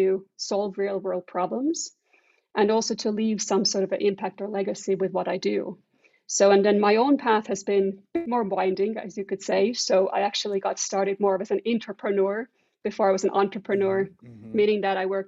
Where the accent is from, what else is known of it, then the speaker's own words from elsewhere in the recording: Estonia; moved away; I'm originally from Estonia